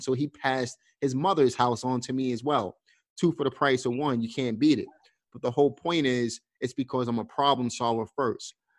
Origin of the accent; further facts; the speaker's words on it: New York City, New York, United States; moved away; also born or lived in Pennsylvania; I'm from Brooklyn